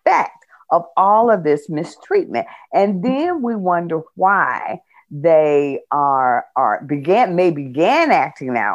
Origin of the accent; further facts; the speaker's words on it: United States; we as African American women